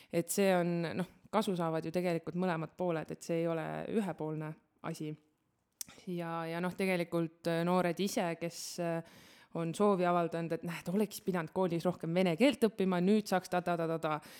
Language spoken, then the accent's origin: Estonian; Estonia; me oleme eestlased, me elame Eestis